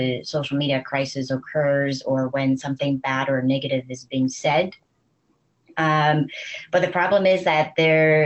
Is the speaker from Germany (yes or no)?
no; Vancouver, British Columbia, Canada; moved away as an adult; now in Paris, France; I'm originally from Vancouver, Canada. So I'm Canadian, and I've been in Paris